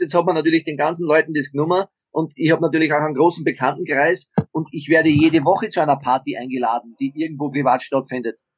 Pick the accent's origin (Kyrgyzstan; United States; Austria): Austria; now in Garching, Germany; bei uns in Österreich